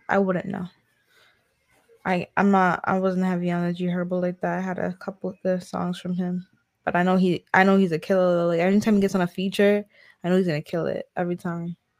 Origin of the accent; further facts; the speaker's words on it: North Carolina, United States; I'm from North Carolina